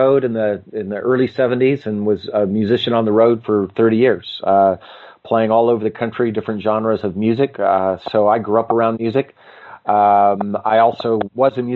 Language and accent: English; United States; also born or lived in Moscow; as an American